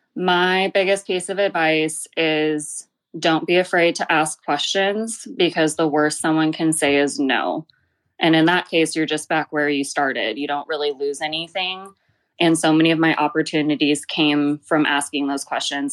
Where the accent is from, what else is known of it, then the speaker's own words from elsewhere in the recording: Glendale, California, United States; I grew up in Glendale, California, so not too far from downtown L